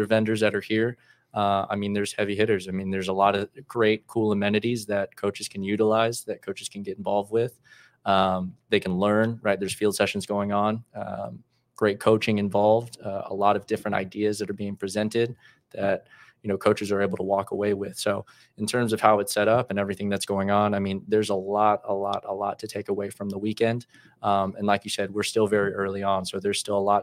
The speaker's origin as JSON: {"language": "English", "town": "Dallas", "region": "Texas", "country": "United States", "tie": "born or raised there", "said": "I'm from Dallas, Texas, born and raised, played club ball there for Solar Soccer Club"}